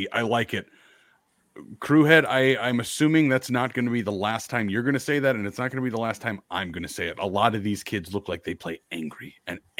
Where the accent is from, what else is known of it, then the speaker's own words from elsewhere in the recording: Idaho, United States; Southern Idaho, and I, I, think a lot of people are from Southern Idaho. Not a whole lot of college talent produced in Jerome, Twin Falls area.